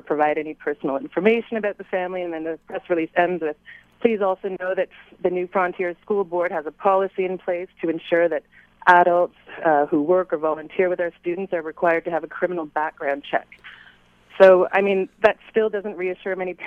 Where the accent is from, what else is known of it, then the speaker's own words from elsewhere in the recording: Ottawa, Ontario, Canada; now in Montreal, Canada; I grew up in Ottawa